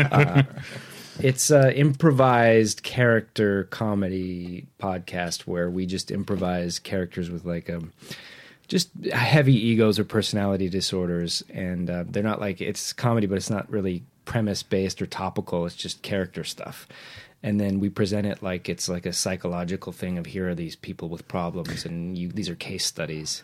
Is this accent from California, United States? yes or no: yes; Whittier, California, United States; I grew up in Nixon's hometown